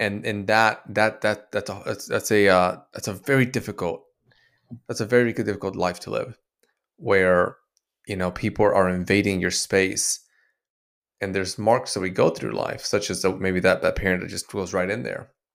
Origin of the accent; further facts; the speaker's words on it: Dominican Republic; I was born in Dominican Republic as a, um, Latino